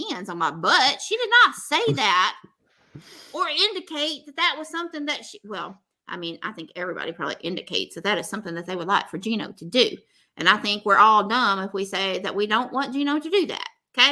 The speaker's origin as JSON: {"language": "English", "region": "the South", "country": "United States", "said": "I'm from the South"}